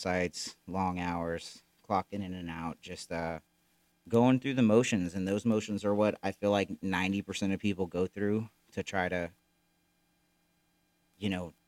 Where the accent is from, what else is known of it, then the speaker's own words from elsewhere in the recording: Florida, United States; moved away as an adult; now in Missouri, United States; we were both born and raised in Florida. Never really lived anywhere else